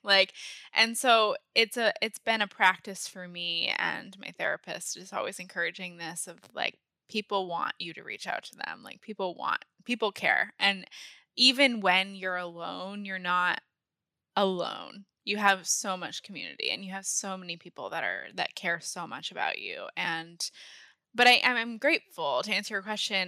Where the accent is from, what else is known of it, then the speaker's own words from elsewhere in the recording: Maine, United States; moved away as an adult; also born or lived in San Diego / Connecticut; I grew up in Maine. I moved from San Diego when I was three, grew up in Maine, and went to college in Maine